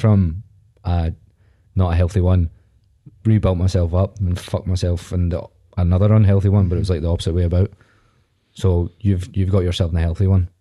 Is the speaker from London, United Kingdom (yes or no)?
no; Viewpark, Scotland, United Kingdom; I'm from View Park, but that's not any better.